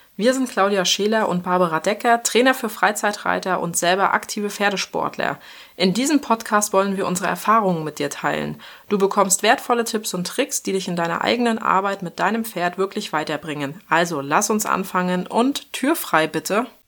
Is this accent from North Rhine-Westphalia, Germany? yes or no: no; Schwerin, Mecklenburg-Vorpommern, Germany; moved away; also born or lived in Bavaria; ich habe ja lange Zeit in Bayern gewohnt, komme aber tatsächlich ursprünglich aus Norddeutschland. Also ich bin in Schwerin geboren, in Mecklenburg-Vorpommern